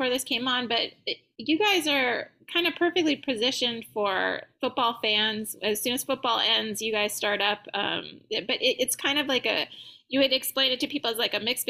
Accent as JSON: {"language": "English", "town": "San Diego", "region": "California", "country": "United States", "tie": "born or raised there", "moved": "yes", "lives_now": "New Orleans, United States", "said": "San Diego, my hometown"}